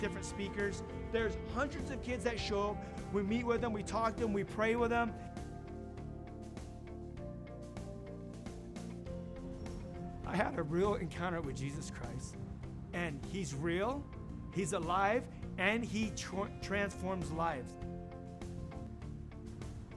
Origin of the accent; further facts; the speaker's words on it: Los Angeles, California, United States; I grew up in Los Angeles, California